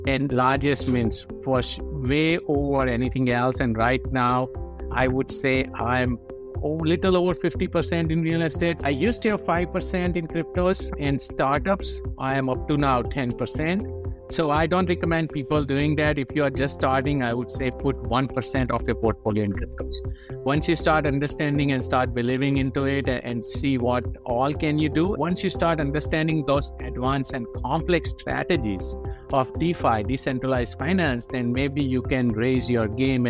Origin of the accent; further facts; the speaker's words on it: India; moved away as an adult; now in United States; As you can tell from my accent, I'm from India, right?